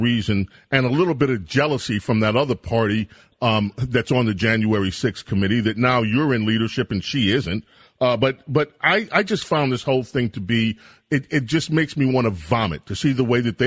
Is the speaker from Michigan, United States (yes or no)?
no; New York City, New York, United States; also born or lived in Buffalo, New York; I was born in Buffalo. I came to New York City when I was one